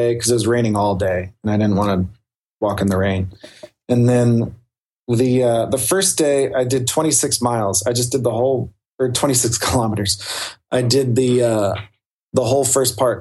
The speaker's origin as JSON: {"language": "English", "region": "the South", "country": "United States", "said": "I'm from the South. I live in Appalachia"}